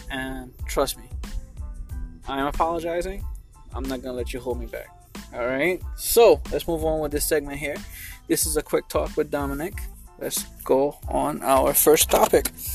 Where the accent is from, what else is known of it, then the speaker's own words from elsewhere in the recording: Haiti; growing up in Haiti I was afraid of going to school every morning